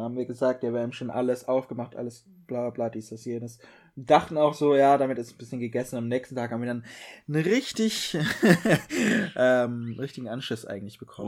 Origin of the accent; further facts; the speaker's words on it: Bavaria, Germany; bei uns in Bayern